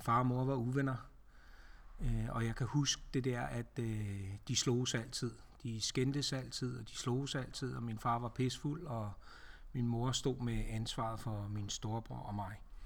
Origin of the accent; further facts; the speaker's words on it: Ringsted, Zealand, Denmark; born or raised there; also born or lived in Næstved / Glumsø